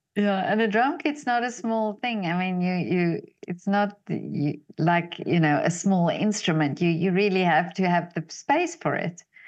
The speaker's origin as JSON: {"language": "English", "country": "South Africa", "said": "I'm from South Africa"}